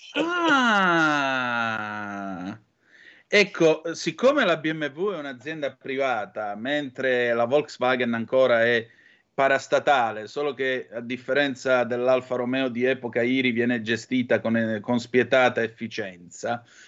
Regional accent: Calabria, Italy; dalle nostre parti

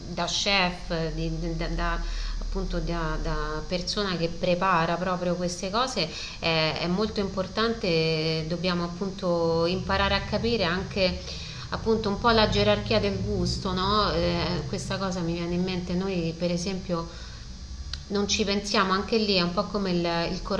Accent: Rome, Lazio, Italy; vabbè, sono romana, quando vedo un maritozzo con dei ripieni di questo tipo mi viene un po'

